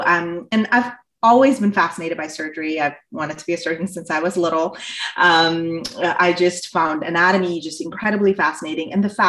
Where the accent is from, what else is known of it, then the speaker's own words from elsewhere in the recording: India; moved away as an adult; also born or lived in Southeast Asia; I grew up in Southeast Asia and I came here, at the start of my undergrad. And, I grew up in Southeast Asia. I'm originally from India.